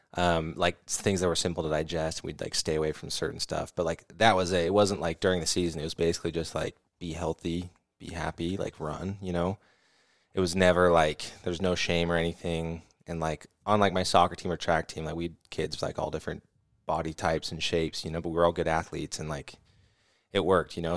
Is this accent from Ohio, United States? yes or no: no; California, United States; we're from California, so I grew up on